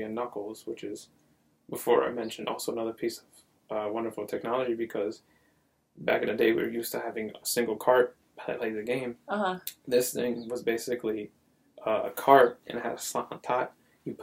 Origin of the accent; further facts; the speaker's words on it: Paterson, New Jersey, United States; moved away; I grew up North Jersey